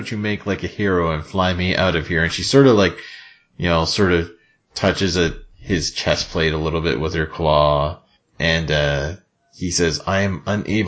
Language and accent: English; Nova Scotia, Canada; I am literally from Nova Scotia, the home of maritimes.